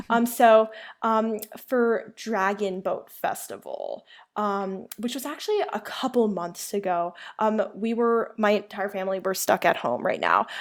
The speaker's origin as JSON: {"language": "English", "country": "United States", "first_language": "Chinese", "said": "I'm Asian American, um, and I, and I was raised speaking Chinese"}